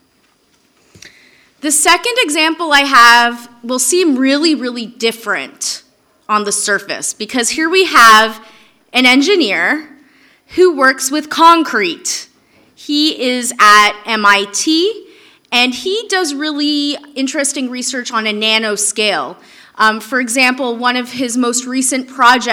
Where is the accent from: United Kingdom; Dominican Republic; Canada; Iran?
Canada; I'm Canadian